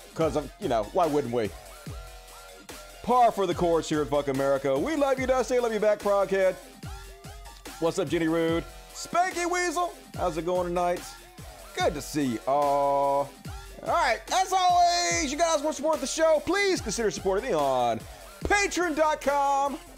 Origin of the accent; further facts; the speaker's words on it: Long Island, New York, United States; I'm from Long Island.